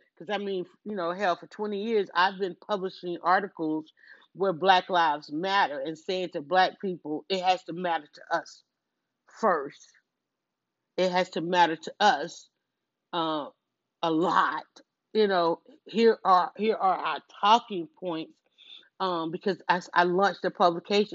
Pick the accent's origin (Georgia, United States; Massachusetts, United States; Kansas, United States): Georgia, United States; Atlanta; I'm from Atlanta, born and raised